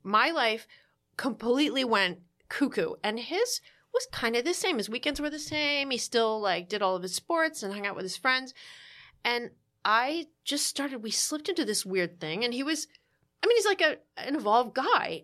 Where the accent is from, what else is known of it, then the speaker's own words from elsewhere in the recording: New Jersey, United States; I'm from New Jersey